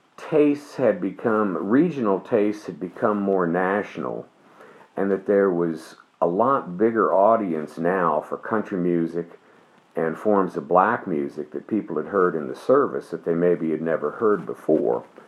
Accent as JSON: {"language": "English", "town": "Dayton", "region": "Ohio", "country": "United States", "tie": "born or raised there", "said": "I grew up in Dayton, Ohio"}